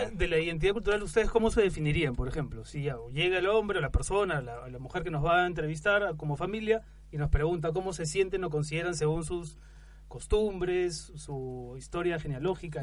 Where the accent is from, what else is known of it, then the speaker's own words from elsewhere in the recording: Peru; now in Spain; somos peruanos, seguimos siendo, por supuesto, parte del Perú